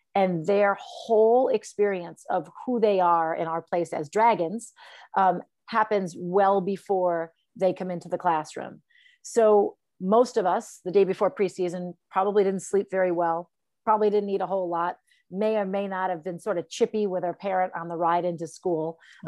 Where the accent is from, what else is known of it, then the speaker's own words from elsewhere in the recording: Farmington, Connecticut, United States; I grew up in Farmington, Connecticut.